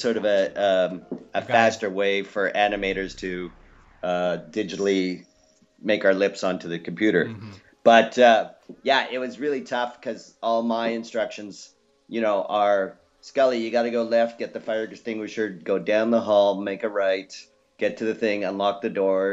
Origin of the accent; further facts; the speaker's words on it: Canada; moved away as an adult; also born or lived in Los Angeles, United States; now in Australia; Originally, I'm from Canada, and then moved to uh, Los Angeles for a number of years, and now I live in Australia.